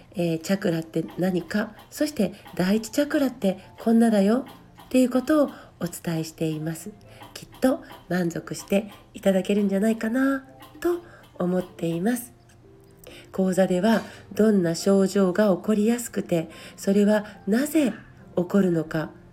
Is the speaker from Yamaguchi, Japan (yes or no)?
yes; Yamaguchi, Japan; accent: Yamaguchi dialect; moved away; 私たちは、まあ、ね、山口弁をしゃべるわけですが